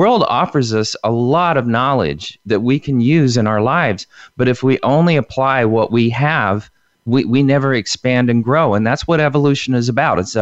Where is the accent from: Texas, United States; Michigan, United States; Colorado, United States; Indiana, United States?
Indiana, United States; When I was a little kid, I grew up in Indiana on a, you know, in a little community